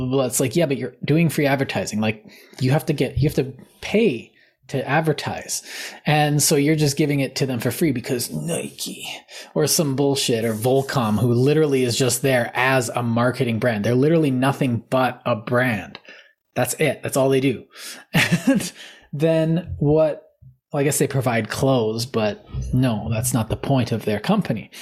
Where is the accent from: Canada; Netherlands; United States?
Canada; part of my identity is being Canadian.